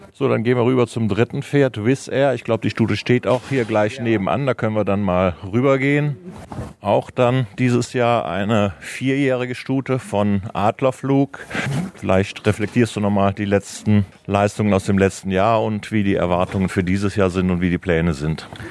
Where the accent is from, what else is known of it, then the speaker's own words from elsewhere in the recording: Cologne, North Rhine-Westphalia, Germany; als Kölner